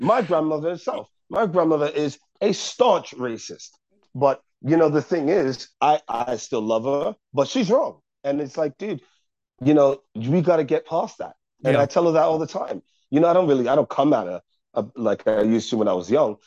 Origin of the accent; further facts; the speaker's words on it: United States; I do love being an American